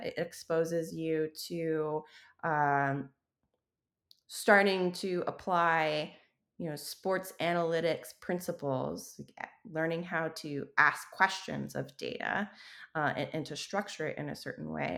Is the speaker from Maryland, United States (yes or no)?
no; Wyoming, United States; moved away; growing up in Wyoming